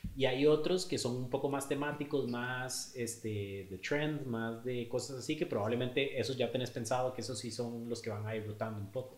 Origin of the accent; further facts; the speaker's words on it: Costa Rica; also born or lived in Australia; qué tan ticos éramos